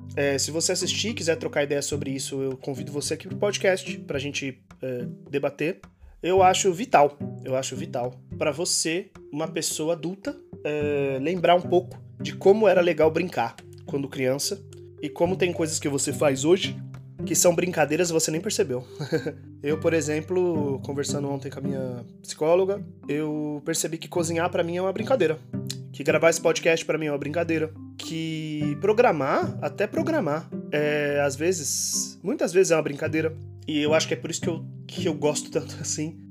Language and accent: Portuguese; Brazil; moved away as an adult; faz um mês que eu saí do Brasil